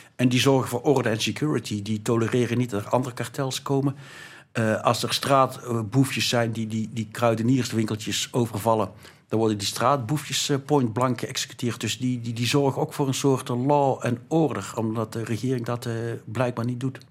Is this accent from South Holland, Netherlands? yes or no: no; North Brabant, Netherlands; ik beschouw mezelf als Brabander